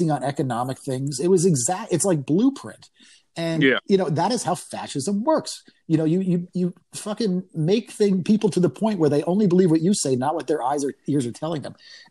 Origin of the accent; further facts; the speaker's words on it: New York, United States; moved away as an adult; now in Austin, United States; I grew up in New York. And by that, I mean New York State.